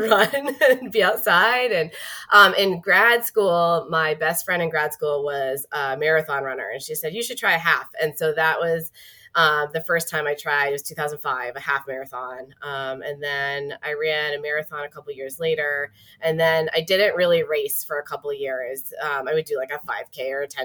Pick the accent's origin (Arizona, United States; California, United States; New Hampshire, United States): New Hampshire, United States; Manchester; also born or lived in Prague / Singapore / Exeter, New Hampshire; I'm originally from New Hampshire, born and raised